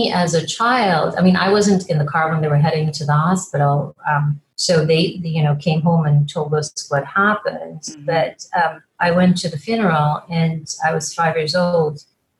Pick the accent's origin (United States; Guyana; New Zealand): Guyana; born there; I was born in Guyana. Guyana is the only English speaking country in South America, and it used to be British Guiana